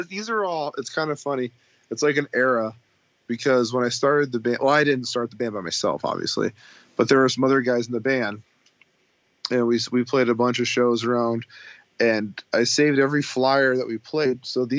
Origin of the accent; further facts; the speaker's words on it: Lakeview, Oregon, United States; now in Sacramento, United States; Because I grew up in Lakeview.